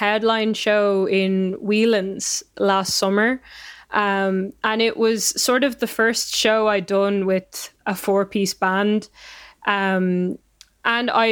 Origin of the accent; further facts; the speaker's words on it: Donegal Gaeltacht, Ulster, Ireland; growing up in the Gaeltacht definitely was sort of a huge part of my love of languages